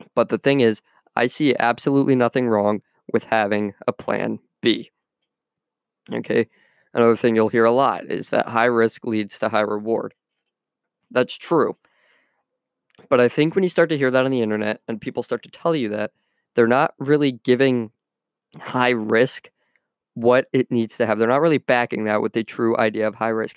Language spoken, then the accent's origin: English; United States; my home country of the U S